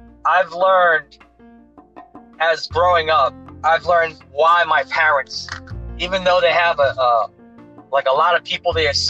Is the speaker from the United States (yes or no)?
yes; New York City, New York, United States; Growing up in the Bronx